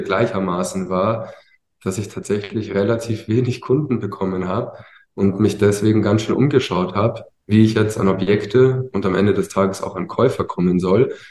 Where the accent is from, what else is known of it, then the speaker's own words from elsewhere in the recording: Ingolstadt, Bavaria, Germany; also born or lived in Munich; bin dann in Ingolstadt groß geworden